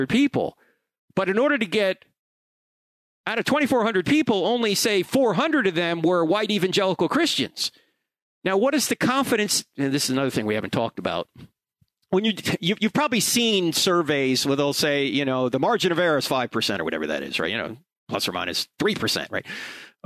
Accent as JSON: {"language": "English", "region": "New Jersey", "country": "United States", "tie": "born or raised there", "said": "I grew up in New Jersey"}